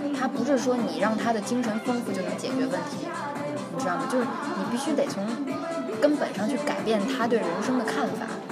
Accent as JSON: {"language": "Chinese", "country": "China", "moved": "yes", "lives_now": "Russia", "said": "我们中国人的文化"}